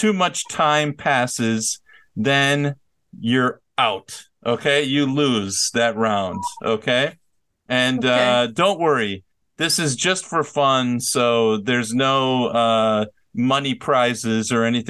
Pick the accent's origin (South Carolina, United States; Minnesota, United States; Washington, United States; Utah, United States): Minnesota, United States; My hometown is Minnesota.